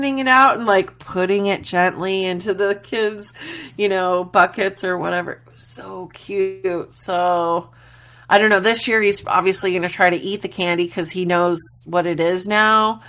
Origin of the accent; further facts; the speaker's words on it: Glendale, United States; moved away; also born or lived in Worcester, Massachusetts; I grew up in Glendale and then also even in Worcester, in Massachusetts